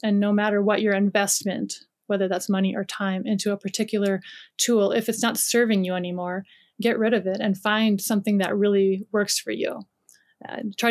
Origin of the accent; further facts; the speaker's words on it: Minnesota, United States; moved away as an adult; now in France; I grew up in Minnesota